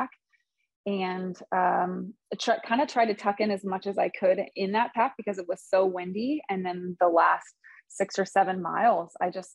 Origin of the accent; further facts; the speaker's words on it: Michigan, United States; I'm from Michigan